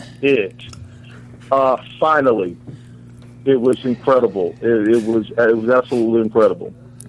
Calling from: Newark, New Jersey, United States; I'm calling from Newark, New Jersey.

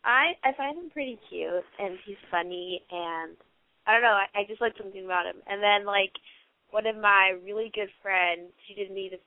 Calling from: Los Angeles, California, United States; I'm from Los Angeles, and I'm 17.

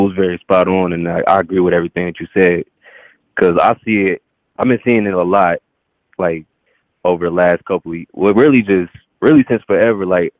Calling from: Dallas, Texas, United States; I'm calling from Dallas, Texas.

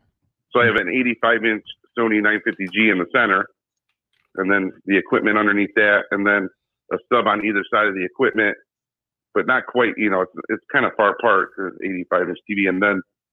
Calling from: Ohio, United States; I'm from Ohio.

